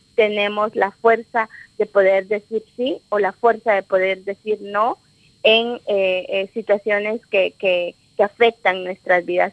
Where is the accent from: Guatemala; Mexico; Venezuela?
Guatemala; moved away as an adult; pueblo maya quiché este es un pueblo guerrero, es un pueblo revolucionario y rebelde. Yo digo, yo mamé la rebeldía